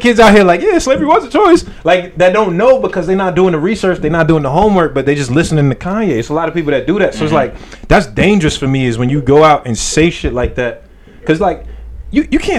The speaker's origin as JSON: {"language": "English", "town": "New York City", "region": "New York", "country": "United States", "tie": "born or raised there", "also_born_or_lived": "Flushing, Queens / Jamaica, Queens", "said": "I grew up in Queens. I grew up in like Flushing area, and I moved over to Jamaica."}